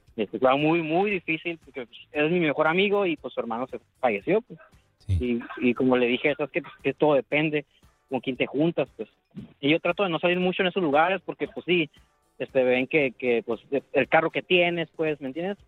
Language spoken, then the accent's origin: Spanish; Tijuana, Baja California, Mexico; now in Rosarito, Mexico; nací en Tijuana